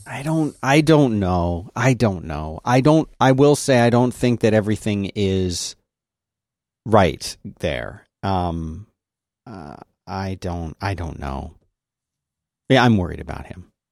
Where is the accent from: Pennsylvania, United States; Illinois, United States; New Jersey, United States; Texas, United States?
Pennsylvania, United States; Philadelphia; moved away; also born or lived in the South; growing up in Philadelphia